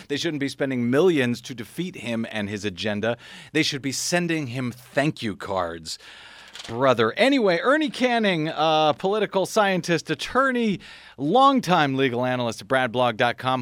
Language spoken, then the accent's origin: English; Missouri, United States; moved away; my home state of Missouri